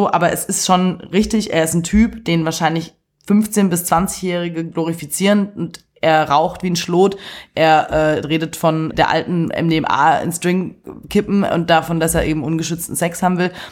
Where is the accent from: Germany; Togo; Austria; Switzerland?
Germany; Swabia; ich bin Schwabe